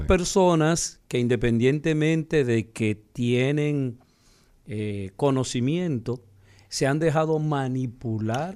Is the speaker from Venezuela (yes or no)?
no; Dominican Republic; nosotros como dominicanos